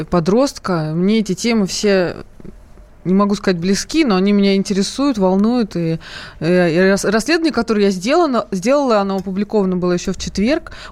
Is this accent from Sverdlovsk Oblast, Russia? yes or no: no; Moscow, Russia; Я по поводу работы. Мне 23 года. Я из Москвы.